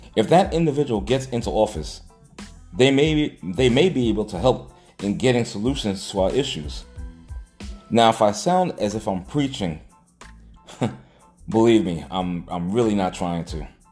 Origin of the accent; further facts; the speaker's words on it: New York City, New York, United States; I was a young kid growing up in Hollis, Queens